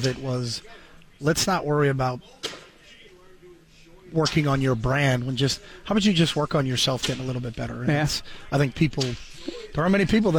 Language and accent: English; New Hampshire, United States; moved away; I'm from New Hampshire.